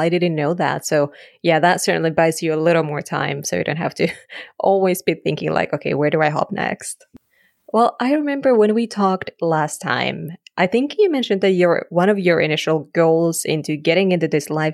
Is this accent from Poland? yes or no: no; Finland; I'm from Finland